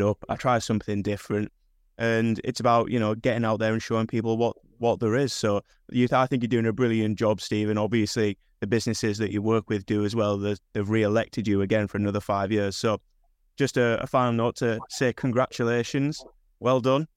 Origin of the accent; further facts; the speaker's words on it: North East England, United Kingdom; I'm from the Northeast, so I've been to Newcastle countless numbers of times